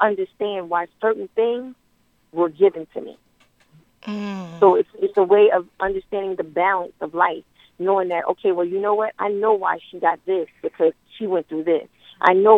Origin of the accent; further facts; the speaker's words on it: New York City, New York, United States; I'm from Queensbridge, so we got a little bit of everything. And I'm a native New Yorker